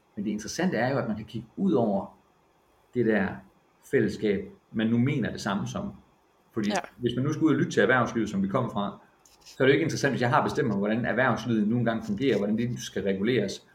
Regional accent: Silkeborg, Central Denmark Region, Denmark; moved away as an adult; now in Bornholm, Denmark; i Silkeborg, hvor jeg kommer fra

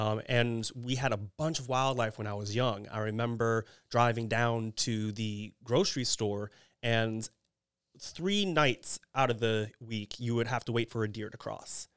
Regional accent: Kingwood, Texas, United States; moved away; I'm from Houston, Texas, but specifically Kingwood, Texas

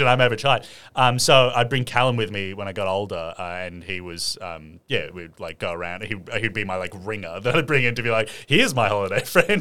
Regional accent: Sydney, New South Wales, Australia; I grew up in Lane Cove

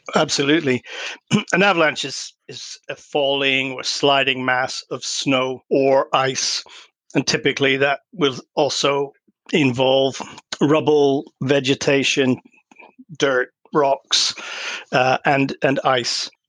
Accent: Canada; moved away; I grew up in Canada too

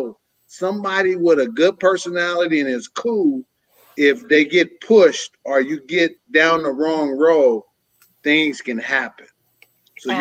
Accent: San Francisco, California, United States; moved away as an adult; now in Antioch, United States; I'm from San Francisco, California. Born and raised there all my life until I moved to the suburbs of Antioch, California.

